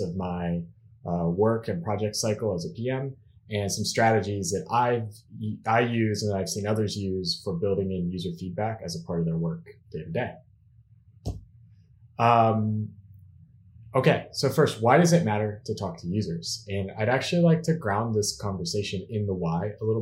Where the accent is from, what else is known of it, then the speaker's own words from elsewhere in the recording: Pittsburgh, Pennsylvania, United States; now in Zurich, Switzerland; I'm living now in Zurich, Switzerland, but originally I'm from Pittsburgh, Pennsylvania.